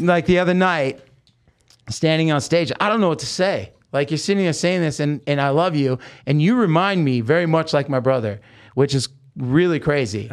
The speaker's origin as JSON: {"language": "English", "region": "Oregon", "country": "United States", "tie": "born or raised there", "also_born_or_lived": "Hollywood", "moved": "yes", "lives_now": "Las Vegas, United States", "said": "I grew up in Oregon"}